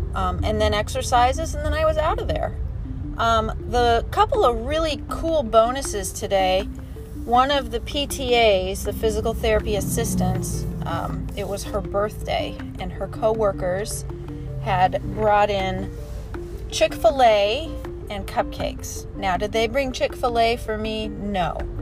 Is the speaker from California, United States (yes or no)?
no; Arizona, United States; I grew up in Arizona